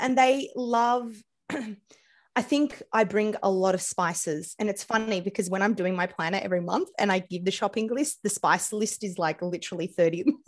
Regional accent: Australia; accent: Australian; my accent, I'm Australian

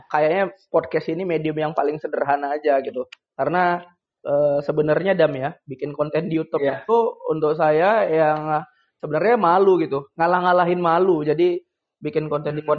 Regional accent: Dumai, Riau, Indonesia; kebetulan saya juga putra daerah Kota Dumai dan bekerja untuk Kota Dumai dan uh, berkontribusi juga untuk Kota Dumai.

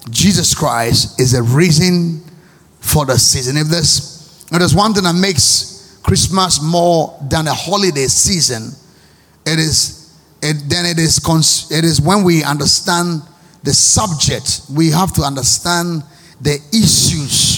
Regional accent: Ghana; I'm a Ghanaian

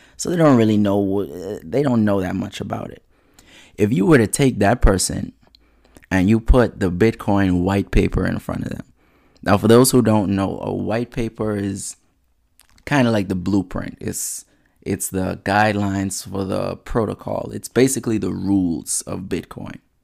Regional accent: Nassau, New Providence, Bahamas; now in United States; Bahamas born, bred, and cadet.

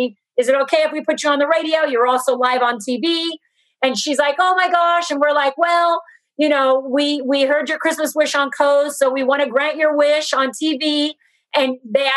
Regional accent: Brazil; now in Los Angeles, United States; I'm from Brazil and my family's in Brazil

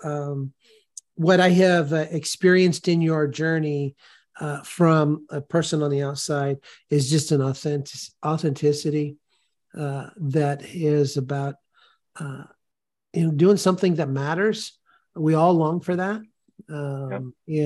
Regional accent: California, United States; moved away; I grew up in California

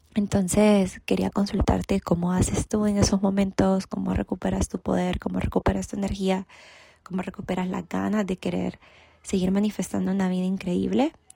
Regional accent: El Salvador; soy del El Salvador, tengo 29 años de edad

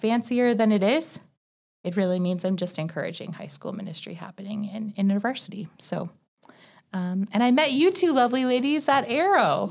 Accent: Northern Ontario, Canada; moved away as an adult; also born or lived in Waterloo, Canada; now in Calgary, Canada; I left my hometown, which is in Northern Ontario

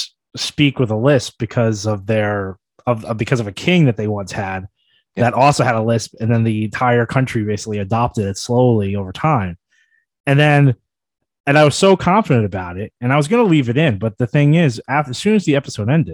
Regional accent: United States; we're still American.

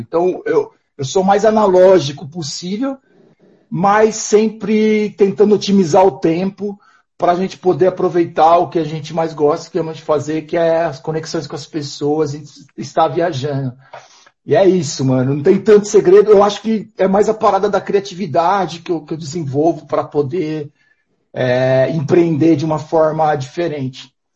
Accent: interior of São Paulo, Brazil; moved away as an adult; also born or lived in Portugal; eu venho de uma cidade interior de São Paulo

